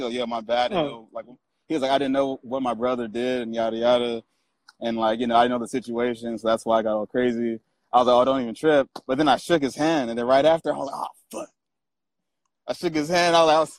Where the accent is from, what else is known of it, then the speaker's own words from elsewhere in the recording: Long Beach, California, United States; I grew up in Long Beach